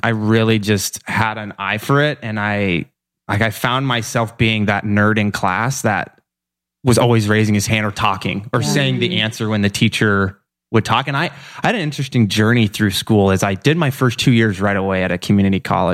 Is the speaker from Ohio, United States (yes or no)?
no; Iowa, United States; moved away; Iowa is where I'm born and raised